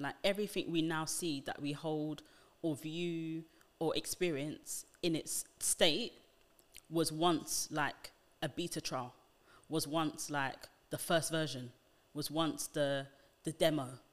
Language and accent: English; United Kingdom; being black British is a very different identity to that, um, just because of how we live, the nuances in our speech